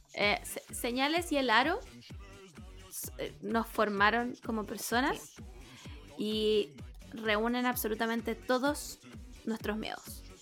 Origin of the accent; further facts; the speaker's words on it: Providencia, Santiago Metropolitan Region, Chile; cuando era chica, yo vivía en Providencia.